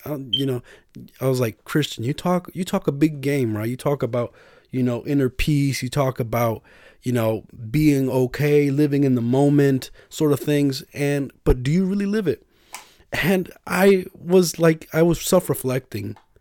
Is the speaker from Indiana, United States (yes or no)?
no; New York, United States; I was from New York